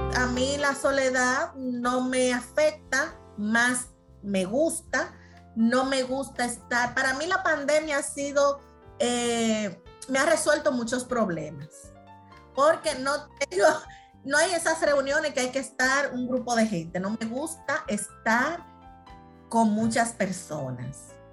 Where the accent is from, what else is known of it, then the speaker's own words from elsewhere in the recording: Dominican Republic; somos los dominicanos